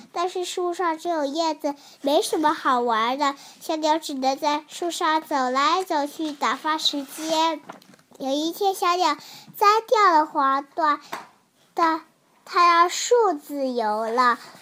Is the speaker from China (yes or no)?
yes; Haining, Zhejiang, China; 今年我五岁了，我来自浙江海宁。